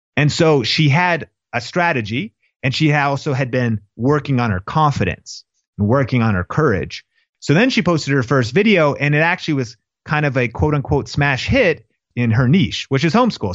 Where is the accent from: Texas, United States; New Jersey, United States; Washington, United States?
Washington, United States; Seattle; I grew up in Seattle